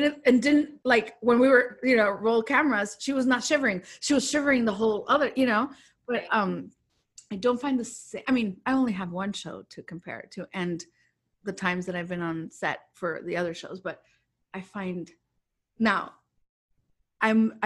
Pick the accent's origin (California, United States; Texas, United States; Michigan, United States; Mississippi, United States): Texas, United States; moved away; also born or lived in Chicago; I'm from Texas and then moved to Chicago